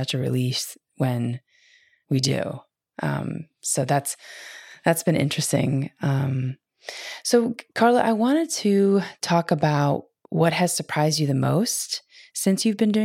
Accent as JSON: {"language": "English", "region": "Midwest", "country": "United States", "tie": "born or raised there", "said": "I grew up in the Midwest"}